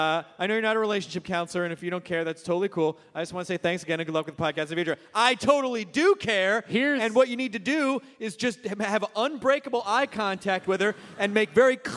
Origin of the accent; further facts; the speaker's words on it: Tennessee, United States; And then you say, like I said, that's fine. I'm from Tennessee.